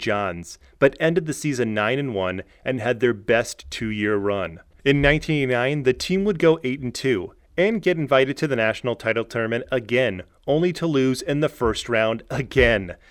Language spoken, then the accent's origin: English; New Jersey, United States; I am from New Jersey, right around the New York City area.